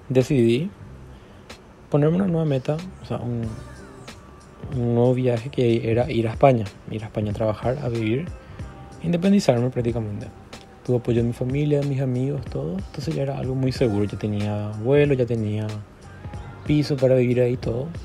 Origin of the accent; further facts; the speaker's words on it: Encarnación, Itapúa, Paraguay; tengo 21 años, soy de Encarnación Paraguay